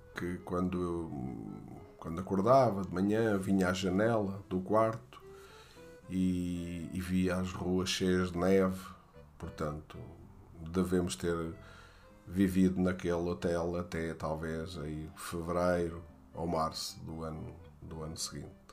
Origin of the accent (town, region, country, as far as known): Portugal; moved away; also born or lived in France